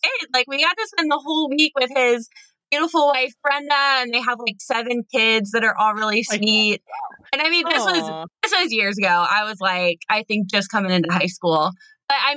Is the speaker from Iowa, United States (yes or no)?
yes; Burlington, Iowa, United States; Burlington, Iowa, which is my hometown